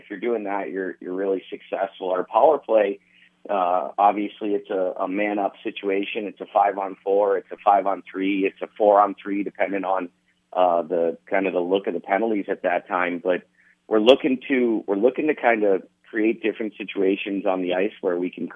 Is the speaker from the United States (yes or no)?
yes; Youngstown, Ohio, United States; now in Lincoln, United States; I'm from Youngstown.